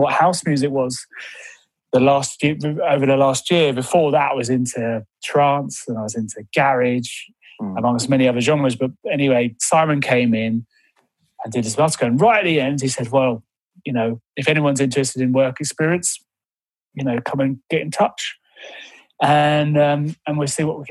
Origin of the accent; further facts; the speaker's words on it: Brighton, South East England, United Kingdom; moved away as an adult; also born or lived in London; now in Mid Wales, United Kingdom; I'm originally from Brighton, and I moved up to London to work in the industry